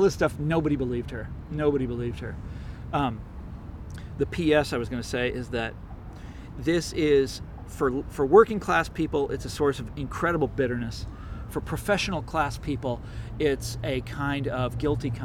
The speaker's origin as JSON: {"language": "English", "town": "Kansas City", "region": "Missouri", "country": "United States", "said": "I'm from Kansas City"}